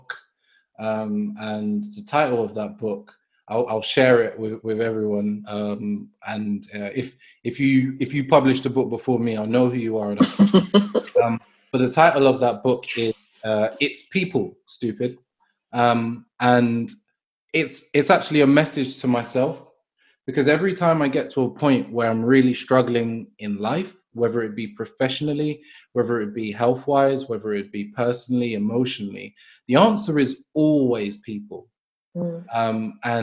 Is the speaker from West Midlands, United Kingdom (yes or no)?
no; London, United Kingdom; I'm from Brixton.